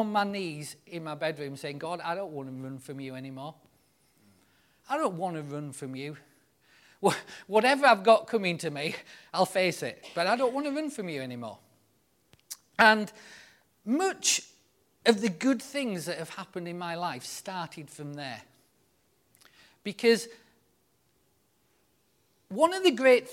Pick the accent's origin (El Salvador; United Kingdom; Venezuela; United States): United Kingdom; the north of England; being a northern lad